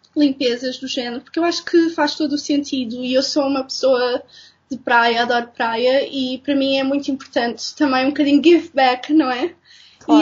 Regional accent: Castelo Branco, Centro, Portugal; also born or lived in Lisbon; eu sou de Lisboa, mas os meus, os, meus, pais mudaram-se para Castelo Branco quando eu era pequena e por okay. isso vivi lá durante grande parte de, de, da minha vida de criança e adolescente

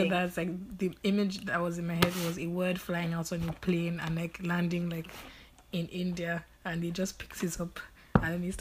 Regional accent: Kensington, London, United Kingdom; born and bred in Kensington.

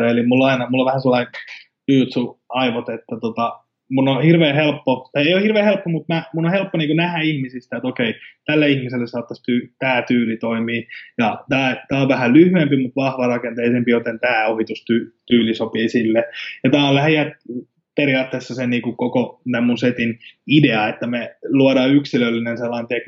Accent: Finland; first language Finnish; Eli totta kai suomi on mulle suomi on mun äidinkieli ja se on kaikista helpoin, mutta sen lisäksi mä tuun tekemään englanniksi ja sitten myöskin espanjaksi täällä, missä, missä me asutaan.

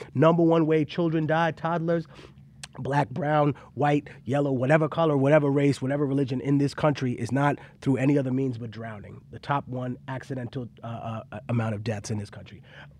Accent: Peru; the place I'm from Peruvian mummification.

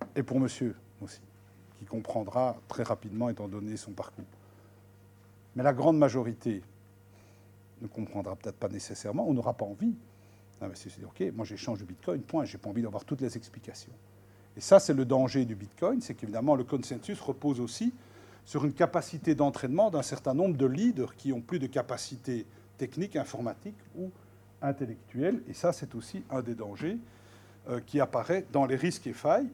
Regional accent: Belgium; on est belge

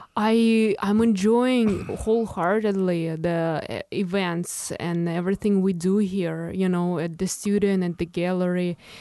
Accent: Moscow, Russia; English is a second language; moved away as an adult; now in Chicago, United States; from my hometown and, uh, from the schools I've ever been to, uh, in, in Moscow

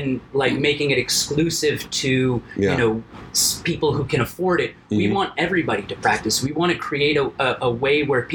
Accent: Miami, Florida, United States; I'm from Miami

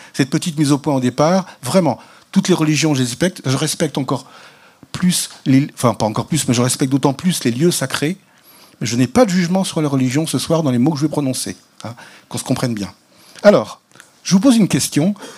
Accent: the West, western France, France; je suis catholique parce que je suis né dans l'Ouest

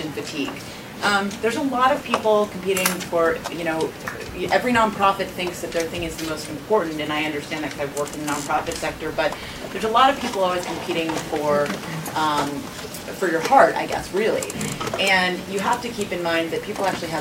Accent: Boston, Massachusetts, United States; now in Washington, D.C., United States; I'm a Bostonian, and I live in D.C. now

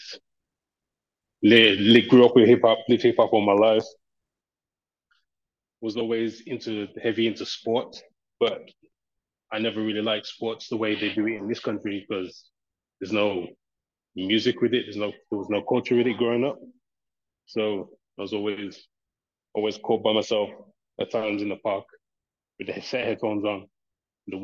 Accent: Birmingham, West Midlands, United Kingdom; I'm from Birmingham.

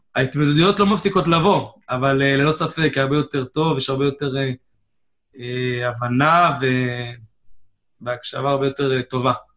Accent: Haifa, Haifa District, Israel; במקור מחיפה, גדלתי בחיפה

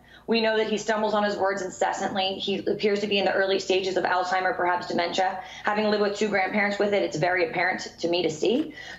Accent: United States; I am an American who has traveled all over the world and respects Great Britain and respects Australia and respects every corner of our world.

